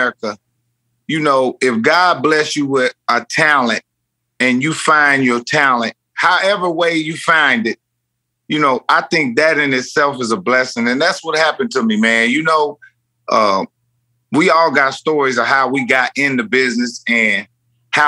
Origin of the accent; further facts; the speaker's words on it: Indiana, United States; moved away as an adult; now in Los Angeles, United States; I'm in Indiana right now